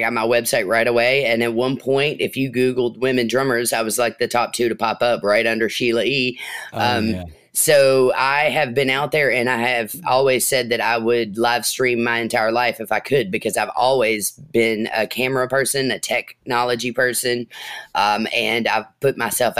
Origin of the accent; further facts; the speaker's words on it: Adair County, Kentucky, United States; I come from Adair County, which is known in Kentucky to be, have one of the best marching bands in the state